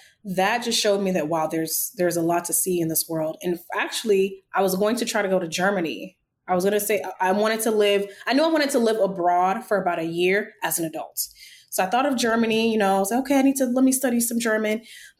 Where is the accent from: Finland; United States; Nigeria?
Nigeria; accent: Nigerian; my brain just automatically knows to switch to my Nigerian accent